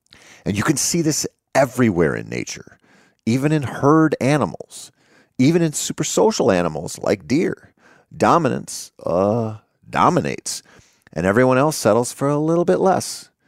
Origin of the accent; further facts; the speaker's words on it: Minnesota, United States; I grew up in the Driftless area of Minnesota, where spring-fed streams and the trout that live in them dominated much of my outdoor time for a good portion of my formative years.